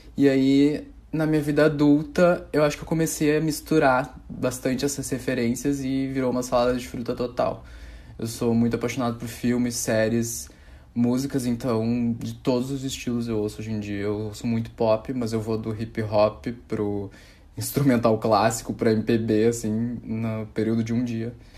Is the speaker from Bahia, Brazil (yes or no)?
no; Porto Alegre, Rio Grande do Sul, Brazil; Sou gaúcho, de Porto Alegre